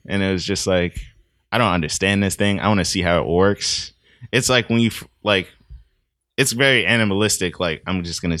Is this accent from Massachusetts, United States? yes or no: yes; Boston, Massachusetts, United States; So in Mattapan, I lived on a street with a bunch of kids